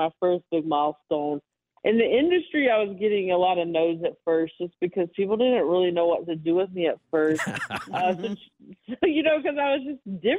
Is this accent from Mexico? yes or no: no; the South, United States; I come from the South and we're storytellers, and I grew up around a lot of eccentric people